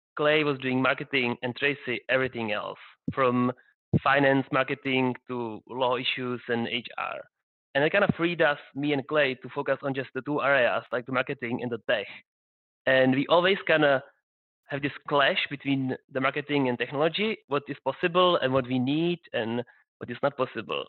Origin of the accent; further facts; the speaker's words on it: Prague, Czechia; I'm actually from Prague